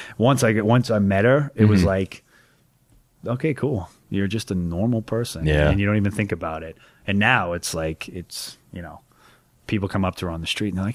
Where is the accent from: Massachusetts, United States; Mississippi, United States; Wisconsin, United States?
Massachusetts, United States; Carver; I'm from Carver, Massachusetts.